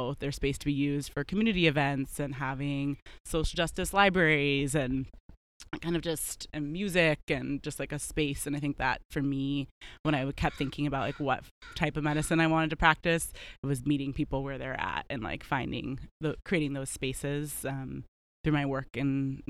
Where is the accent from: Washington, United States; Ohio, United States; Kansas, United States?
Washington, United States; Olympia; moved away as an adult; also born or lived in California / East Coast; now in Seattle, United States; originally from Olympia, so not far from here